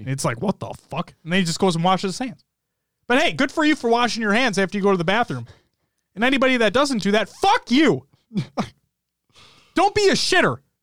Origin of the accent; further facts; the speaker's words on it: Minnesota, United States; accent: Minnesotan; My Minnesotan accent's coming out now hard.